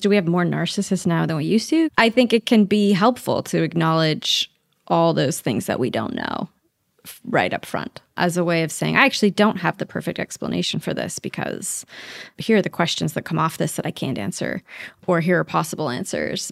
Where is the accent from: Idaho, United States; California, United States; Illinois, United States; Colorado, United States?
Idaho, United States; moved away; I'm from Idaho